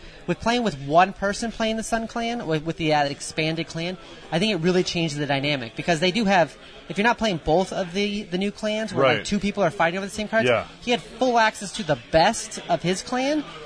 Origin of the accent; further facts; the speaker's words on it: Germany; I was born in Germany